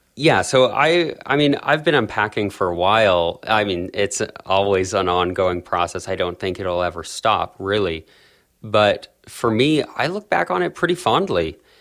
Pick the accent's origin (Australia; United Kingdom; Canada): Canada; Calgary, Alberta; I was born and raised in South Calgary in, in Canada